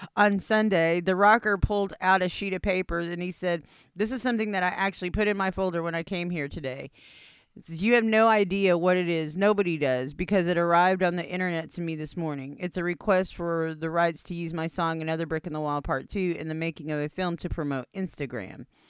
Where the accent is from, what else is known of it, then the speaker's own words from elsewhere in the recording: India; I'm Indian